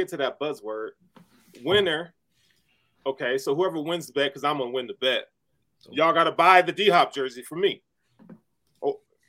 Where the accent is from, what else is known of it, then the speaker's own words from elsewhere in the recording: Tennessee, United States; I'm from Tennessee.